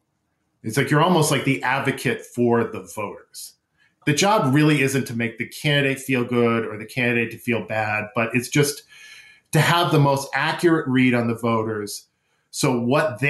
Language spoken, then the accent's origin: English; Newton, Massachusetts, United States; moved away as an adult; also born or lived in Berkeley, California; now in Washington, DC, United States; I grew up in Newton, Massachusetts, went to college in Berkeley, and pretty much came to DC as soon as I could